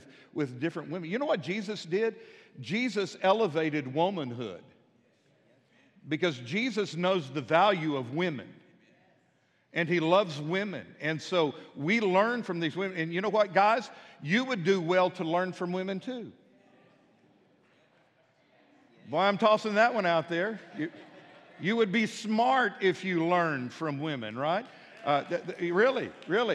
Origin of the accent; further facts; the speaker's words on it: Midland, Texas, United States; now in Fort Smith, United States; I grew up in Midland, Texas, out in the country